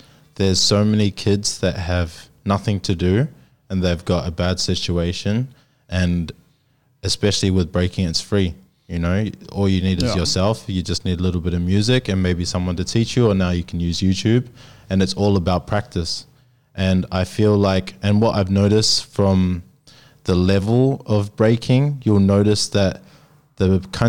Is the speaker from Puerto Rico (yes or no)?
no; New Zealand; now in Sydney, Australia; I'm from New Zealand.